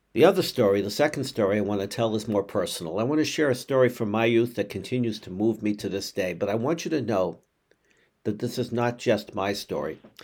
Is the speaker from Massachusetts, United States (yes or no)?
yes; Boston, Massachusetts, United States; I grew up in Boston